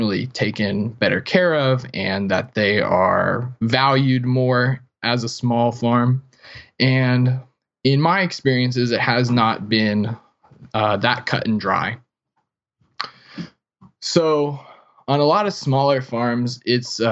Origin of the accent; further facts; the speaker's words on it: South Florida, United States; I grew up in South Florida and never was a farm kid